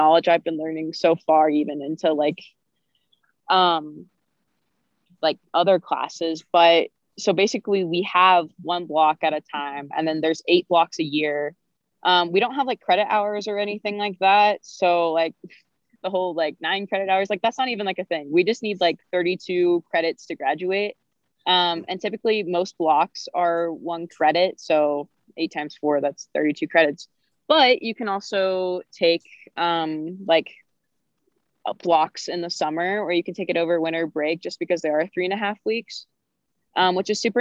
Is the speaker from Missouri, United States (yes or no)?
yes; Missouri, United States; we grew up in Missouri